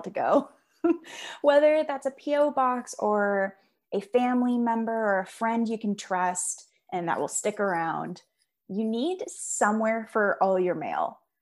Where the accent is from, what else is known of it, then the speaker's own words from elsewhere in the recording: Seattle, Washington, United States; I'm from Seattle